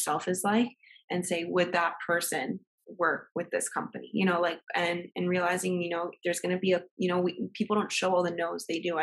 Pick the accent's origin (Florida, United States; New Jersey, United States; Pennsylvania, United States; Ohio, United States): Florida, United States; Miami; we're from here. Like, Miami